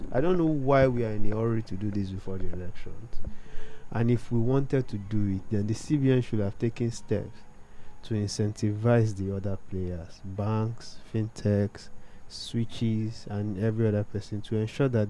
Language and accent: English; Ekiti, Nigeria; moved away; My mom had to travel from my hometown in Ekiti to another town